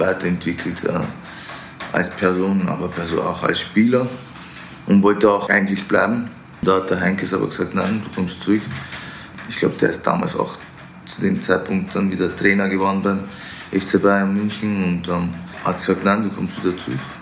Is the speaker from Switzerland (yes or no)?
no; Vienna, Austria; now in Munich, Germany; Ich Bin in Wien geboren, da aufgewachsen